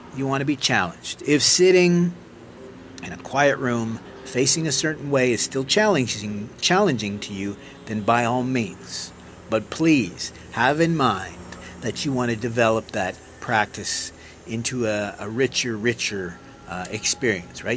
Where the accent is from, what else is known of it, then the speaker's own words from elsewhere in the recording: Canada; being Canadian